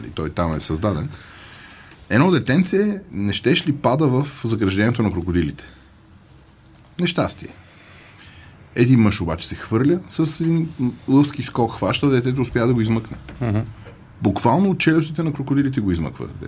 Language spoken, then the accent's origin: Bulgarian; Bulgaria; И аз съм българин, не съм македонец.